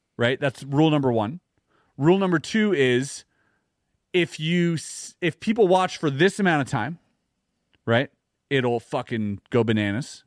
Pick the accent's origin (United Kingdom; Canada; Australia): Canada; as a Canadian